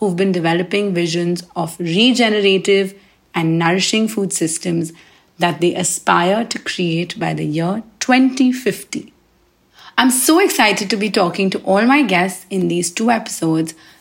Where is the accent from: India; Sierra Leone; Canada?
India; also born or lived in New Delhi; I am from India and a chef living in the buzzing Indian capital that is New Delhi.